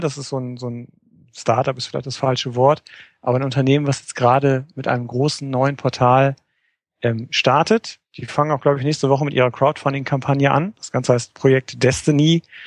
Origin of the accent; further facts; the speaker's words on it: Oberhausen, North Rhine-Westphalia, Germany; ich komme aus dem schönen Oberhausen